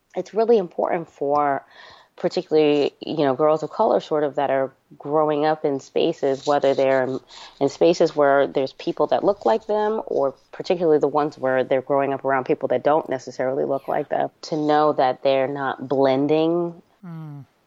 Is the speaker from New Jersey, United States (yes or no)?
yes; New Jersey, United States; born or raised there; also born or lived in New York